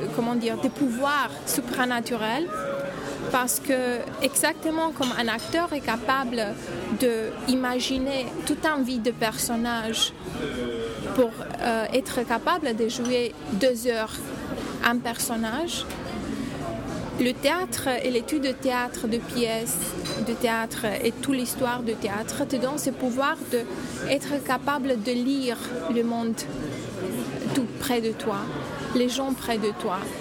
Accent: Romania; French is a second language; moved away as an adult; also born or lived in Bucharest; now in Paris, France; je viens de Roumanie.

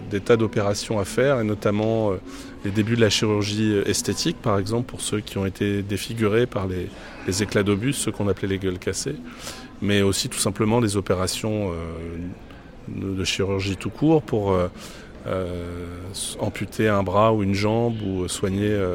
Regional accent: Tourcoing, Hauts-de-France, France; Je viens de France, de Tourcoing.

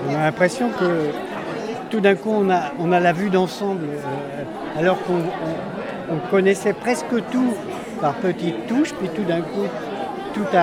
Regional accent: Chailles, Centre-Val de Loire, France; Moi je viens de Chaille, c'est au sud de Blois.

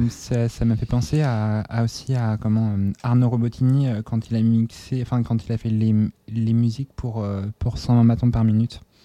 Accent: Nantes, Pays de la Loire, France; ma ville natale, ah. c'est-à-dire Nantes.

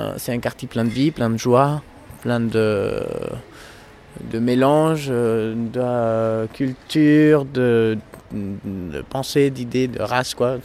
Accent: Bogotá, Colombia; French is a second language; moved away as an adult; now in Paris, France; Je viens de la Colombie.

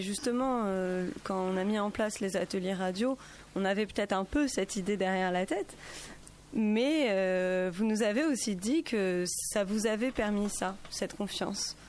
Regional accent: Paris, Île-de-France, France; moved away as an adult; now in Grenoble, France; je suis pas originaire de Grenoble, je suis originaire de Paris et accueillie dans cette ville depuis quelques années

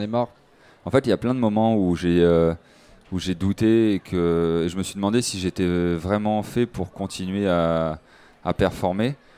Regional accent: French Guiana; J'ai grandi en Guyane française

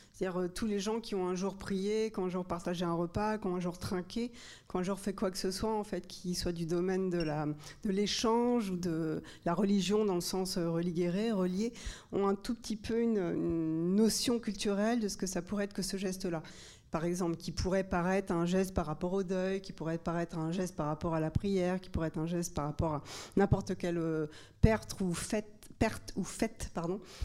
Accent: Normandy, France; je viens de, de Normandie

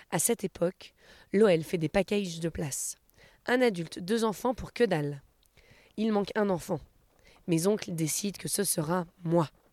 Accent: Bron, Auvergne-Rhône-Alpes, France; je suis de Bron, c'est juste à côté.

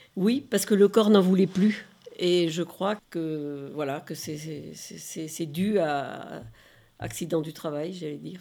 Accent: Bordeaux, Nouvelle-Aquitaine, France; moved away as an adult; now in Lyon, France; de ma transplantation de ma région d'origine, Bordeaux, et en arrivant à Lyon

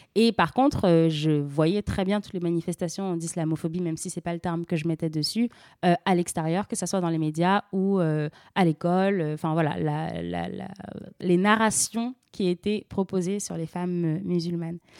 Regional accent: France; also born or lived in Senegal; je suis française et sénégalaise euh, et j'ai grandi dans une famille vraiment à la croisée de plusieurs cultures.

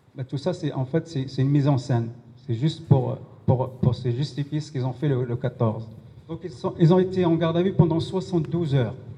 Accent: Pantin, Île-de-France, France; on est des Pontinois

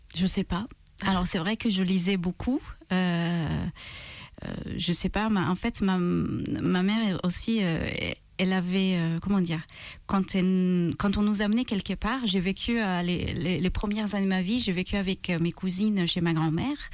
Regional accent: Malta; French is a second language; moved away; Je viens de Malte

